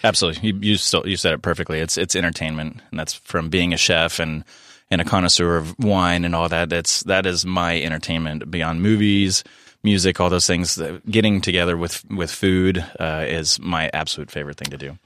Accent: San Diego, California, United States; being born and raised in San Diego

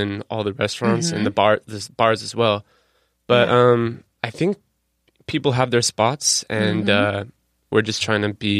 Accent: San Diego, California, United States; I actually am born and raised in San Diego.

